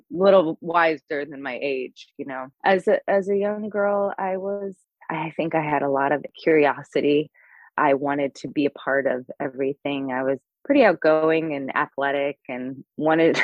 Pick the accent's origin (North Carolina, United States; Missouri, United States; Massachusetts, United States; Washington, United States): Missouri, United States; St. Louis; moved away as an adult; also born or lived in New York; now in Los Angeles, United States; I'm originally born and raised in St. Louis, Missouri